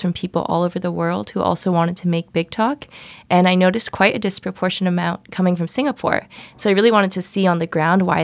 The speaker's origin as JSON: {"language": "English", "town": "Santa Monica", "region": "California", "country": "United States", "said": "I'm from Santa Monica, California"}